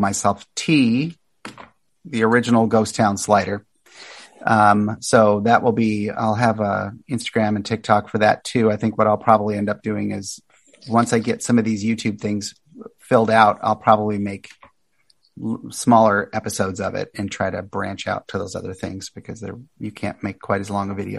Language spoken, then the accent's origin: English; Kentucky, United States; moved away; I'm originally from Kentucky